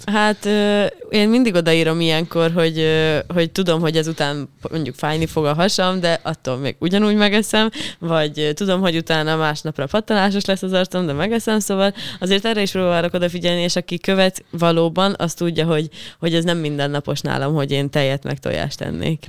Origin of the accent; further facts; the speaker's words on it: Hungary; accent: provincial (vidékies); én például vidéki vagyok, és, ö, de nagyon vidékiesen tudok beszélni